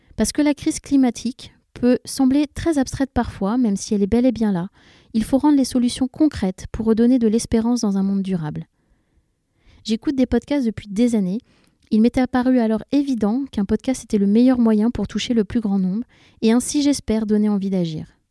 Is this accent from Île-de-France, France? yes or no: yes; Paris, Île-de-France, France; also born or lived in London; je suis parisienne